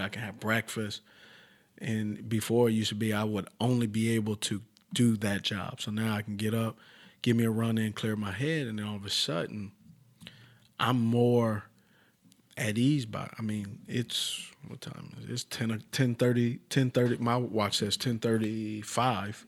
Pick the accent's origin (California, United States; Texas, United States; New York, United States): California, United States; Los Angeles; So where I'm from originally is Los Angeles, California. I grew up, uh, a mile from walking the Compton sign.